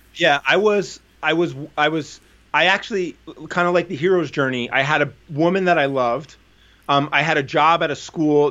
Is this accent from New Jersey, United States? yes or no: yes; New Jersey, United States; I grew up in New Jersey